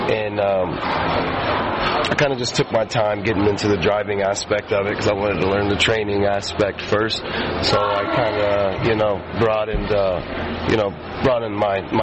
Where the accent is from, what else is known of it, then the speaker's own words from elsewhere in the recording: Ohio, United States; also born or lived in Sacramento; I'm actually from Ohio